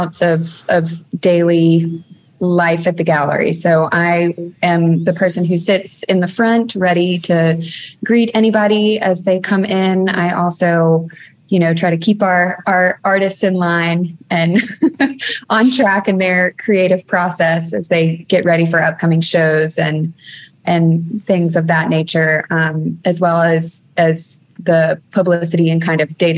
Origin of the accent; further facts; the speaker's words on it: Mobile, Alabama, United States; now in New Orleans, United States; I was born in Mobile, Alabama